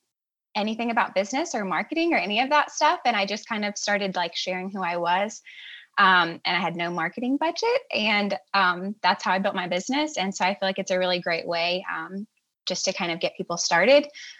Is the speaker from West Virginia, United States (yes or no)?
yes; Southern West Virginia, United States; from Southern West Virginia, right on the border of West Virginia and Virginia.